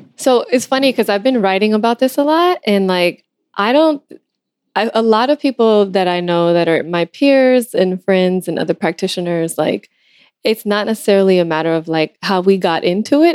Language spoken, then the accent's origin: English; Los Angeles, California, United States; I'm from Los Angeles, and uh, I also, my father is from Ethiopia